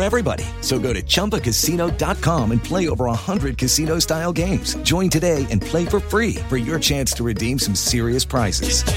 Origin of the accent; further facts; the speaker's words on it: Lafayette, Indiana, United States; I'm from Indiana. I'm from Lafayette. 30 years, mostly spent